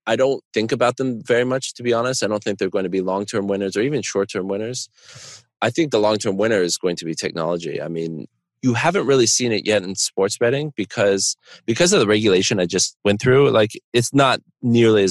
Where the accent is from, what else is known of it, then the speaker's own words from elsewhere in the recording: Connecticut, United States; moved away; also born or lived in Chicago; I grew up near Foxwoods and Mohegan Sun